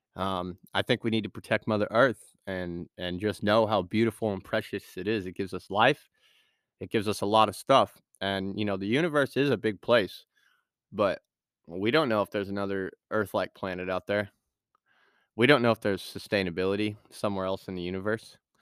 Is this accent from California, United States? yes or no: yes; Point Arena, California, United States; moved away; I grew up in Me-, Mendocino, uh, Point Arena, California